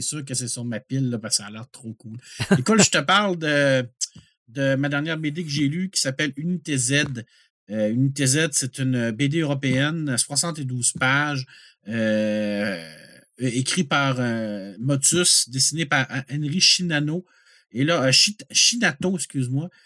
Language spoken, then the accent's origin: French; Quebec, Canada; en tant que Québécois